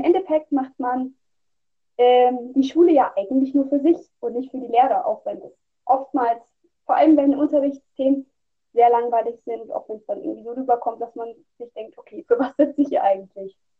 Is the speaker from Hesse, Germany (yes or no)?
yes; Hesse, Germany; Und ich komme aus Deutschland, also aus Hessen, also im Bundesland Hessen